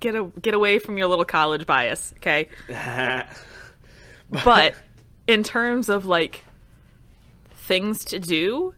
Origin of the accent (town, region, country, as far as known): Metro Detroit, Michigan, United States